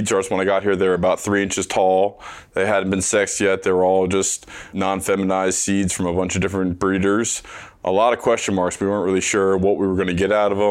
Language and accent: English; Maryland, United States; moved away; my home state here